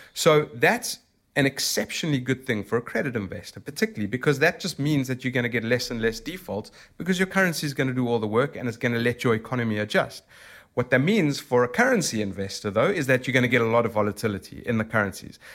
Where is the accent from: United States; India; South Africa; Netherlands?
South Africa; accent: South African; moved away as an adult; now in London, United Kingdom; I'm originally from South Africa